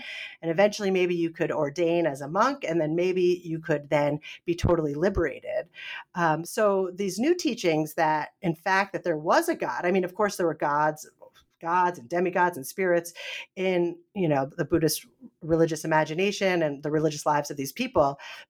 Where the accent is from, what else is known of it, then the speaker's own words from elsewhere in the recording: Northeast, United States; now in North Carolina, United States; I grew up in the Northeast. And so there weren't as many Baptists. Now I'm in North Carolina, so there's a lot more Baptist communities.